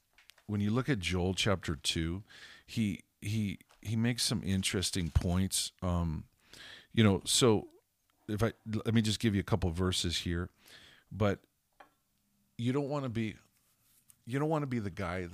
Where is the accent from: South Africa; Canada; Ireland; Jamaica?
Canada; also born or lived in Zimbabwe; I was born and raised in Canada. We've lived in Holland. We've lived in Budapest, Hungary. When I was a kid, I lived with my family in Africa.